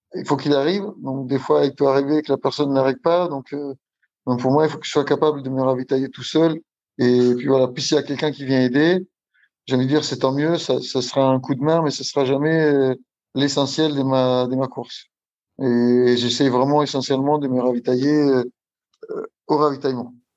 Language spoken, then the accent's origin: French; Italy; moved away as an adult; now in Île-de-France, France; j'habite en Île-de-France, je suis italien. Arrivé en France, euh, ça fait 20 ans, 22 euh, ans que je suis en France